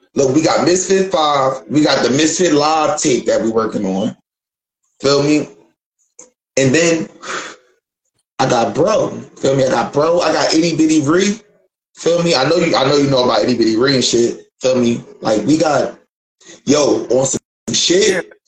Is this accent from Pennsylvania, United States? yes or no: yes; Philadelphia, Pennsylvania, United States; moved away; I'm from Philly, and we grew up off the battle rap